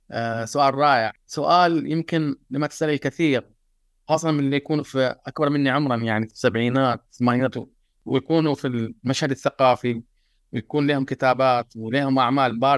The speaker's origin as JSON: {"language": "Arabic", "town": "Tarut", "region": "Eastern Province", "country": "Saudi Arabia", "tie": "born there", "said": "… إنسان من المملكة العربية السعودية آه عربي آه من مواليد جزيرة تاروت آه شرق المملكة العربية السعودية"}